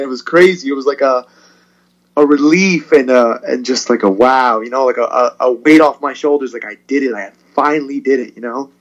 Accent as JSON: {"language": "English", "town": "Perth Amboy", "region": "New Jersey", "country": "United States", "tie": "born or raised there", "also_born_or_lived": "Puerto Rico", "said": "I was born in Puerto Rico actually, and then came here when I was three or four, and pretty much raised as a Perth Amboy uh, resident"}